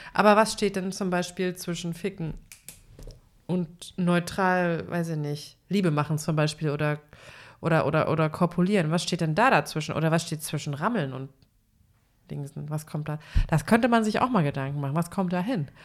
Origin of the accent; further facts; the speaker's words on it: eastern Germany, Germany; bei uns im Osten